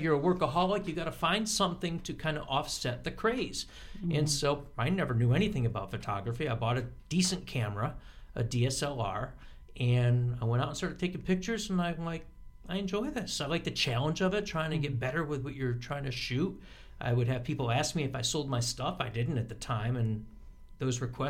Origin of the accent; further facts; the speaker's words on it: Binghamton, New York, United States; moved away as an adult; also born or lived in Boston / Elmira; now in Rochester, United States; quickly moved to Binghamton, which is my hometown